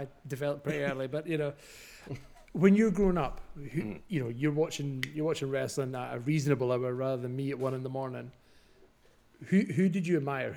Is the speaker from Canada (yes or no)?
no; Scotland, United Kingdom; as a Scotsman